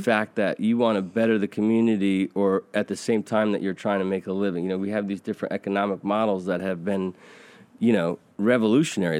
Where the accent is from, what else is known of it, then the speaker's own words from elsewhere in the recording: United States; I'm a white Caucasian, uh, American